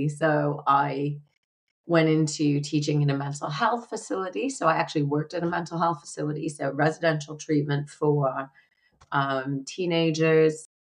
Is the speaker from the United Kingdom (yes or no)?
yes; United Kingdom; now in United States; Now I went to university here in America, but I am a British citizen. And so it was easy at the time for me to travel within Europe and teach because we were part of the EU.